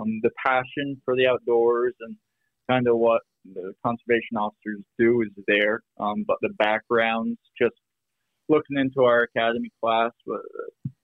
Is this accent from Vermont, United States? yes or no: yes; Vermont, United States; moved away as an adult; now in Minnesota, United States; I grew up in Vermont